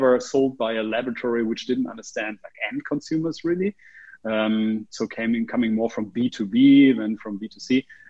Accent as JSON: {"language": "English", "area": "Oldenburg or Cloppenburg", "region": "Lower Saxony", "country": "Germany", "tie": "born or raised there", "also_born_or_lived": "Australia", "second_language": "English", "moved": "yes", "lives_now": "Berlin, Germany", "said": "I grew up in Oldenburg or Kloppenburg, which is a small town in the north of Germany."}